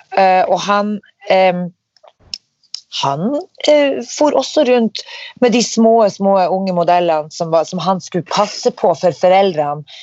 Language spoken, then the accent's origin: Norwegian; Norway; vi er fra Norge